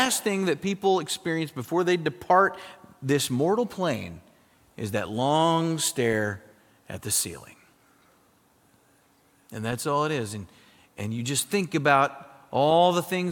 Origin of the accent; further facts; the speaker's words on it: South Dakota, United States; moved away; I grew up in South Dakota, very, very cold in South Dakota in the winter